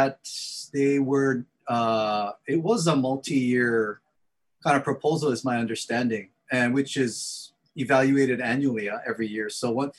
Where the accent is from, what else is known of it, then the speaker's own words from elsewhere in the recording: Kaneohe, Hawaii, United States; from Kaneohe, Hawaii, 96744